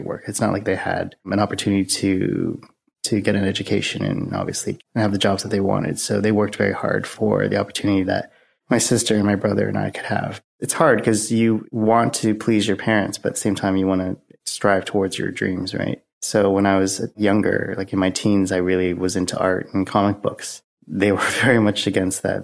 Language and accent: English; Oakville, Ontario, Canada; I grew up in Oakville, Ontario, which is a suburb outside of Toronto.